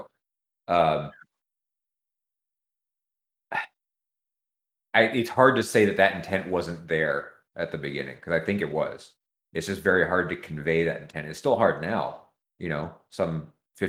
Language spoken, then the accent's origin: English; California, United States; I'm from California